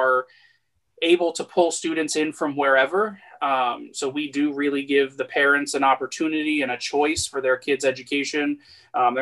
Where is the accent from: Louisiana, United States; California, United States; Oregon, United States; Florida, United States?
Florida, United States; Fort Lauderdale; I'm a local boy. I grew up in Fort Lauderdale, transitioned over to go to school at Florida Gulf Coast University